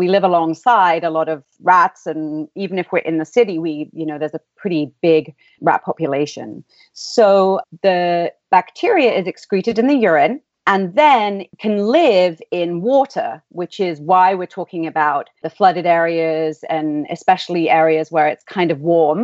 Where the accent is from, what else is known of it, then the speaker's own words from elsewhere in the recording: England, United Kingdom; accent: English; moved away as an adult; also born or lived in Philadelphia; now in San Diego, United States; you may be able to tell from my accent, in England. So my family all still live there